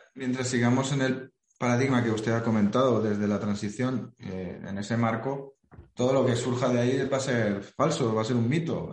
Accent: Spain; somos el país de Europa que más eh, se autocrítica

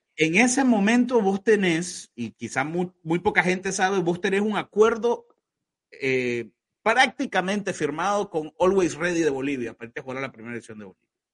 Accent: Nicaragua

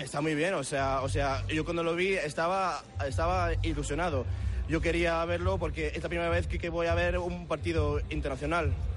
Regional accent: Reading, South East England, United Kingdom; now in Cardiff, United Kingdom; Nací en Inglaterra, eh, nací en Reading y y yo tengo familia eh, en España, mi madre es de Valencia y mi padre es, de Madrid

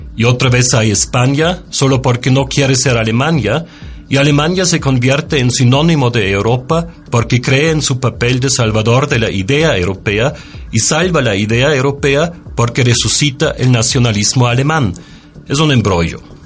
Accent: Austria; moved away as an adult; now in Mexico; Soy austríaco y desde 17 años vivo en México

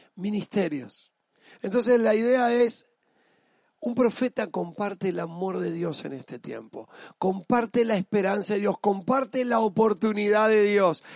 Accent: Argentina; Yo soy argentina, yo no solo me siento argentino, soy parte de mi país

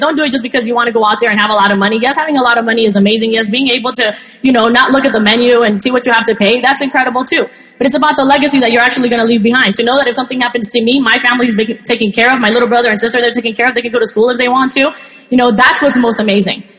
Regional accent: Colombia; now in United States; I'm originally from Colombia and my mom actually did, you know, Avon there and did very well

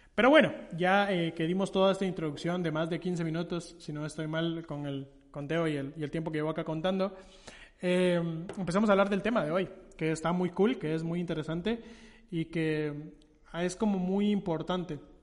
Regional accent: Guatemala; realza mi identidad como guatemalteco

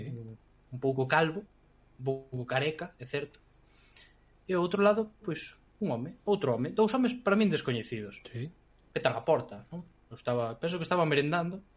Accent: village near Vilar de Barrio, Galicia, Spain; a miña aldea é super guai, porque é un, é un núcleo cunha mistura moi extraña

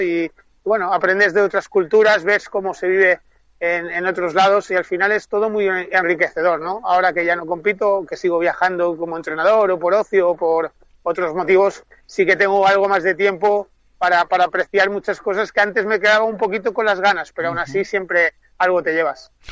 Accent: Mallorca, Balearic Islands, Spain; mi tierra

